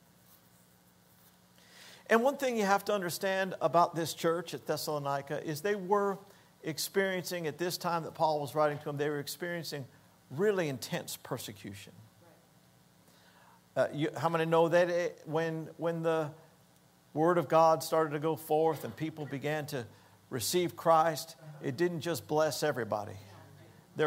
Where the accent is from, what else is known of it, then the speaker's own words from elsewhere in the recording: Hollywood, Florida, United States; moved away; also born or lived in Denver; We grew up in South Florida